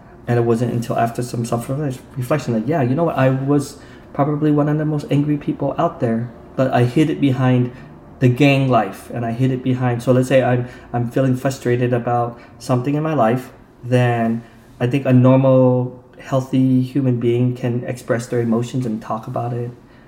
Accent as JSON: {"language": "English", "town": "Provo", "region": "Utah", "country": "United States", "tie": "born or raised there", "said": "I grew up in Provo, Utah, which is during that time, it was right after the Vietnam War, so I would not be surprised if we were the very first Vietnamese family there to settle in Utah."}